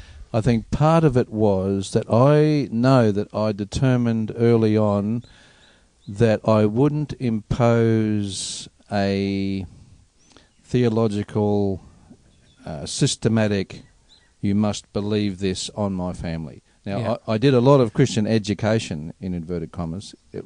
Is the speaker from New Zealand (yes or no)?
no; Melbourne, Victoria, Australia; moved away; city people, like I came from Melbourne here